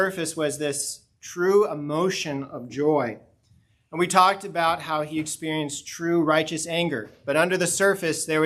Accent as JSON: {"language": "English", "region": "Colorado", "country": "United States", "tie": "born or raised there", "moved": "yes", "said": "even where I grew up in Colorado, our home got its water from an artesian spring because we were in the mountains"}